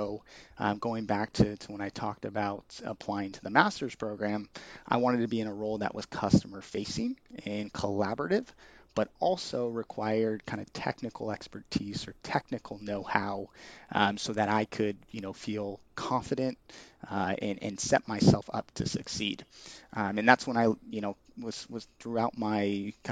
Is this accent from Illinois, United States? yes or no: no; Bay Area, California, United States; I grew up in the Bay Area